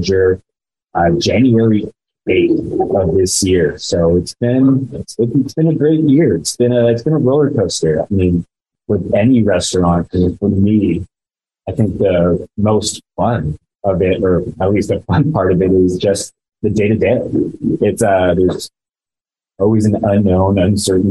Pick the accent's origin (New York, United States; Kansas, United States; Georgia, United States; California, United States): California, United States; Los Olivos; also born or lived in Santa Barbara; I'm born and raised in the San Andres Valley, just 35 minutes up the way from here, in a very small town of Los Olivos.